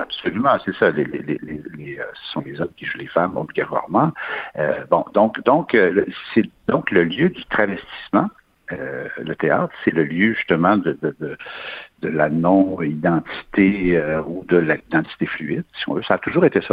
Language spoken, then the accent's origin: French; Quebec, Canada